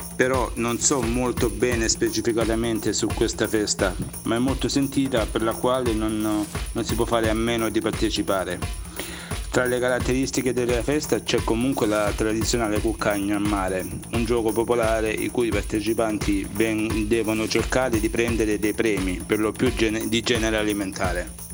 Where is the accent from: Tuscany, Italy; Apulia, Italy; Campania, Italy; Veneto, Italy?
Apulia, Italy; Melissano; il mio paese Melissano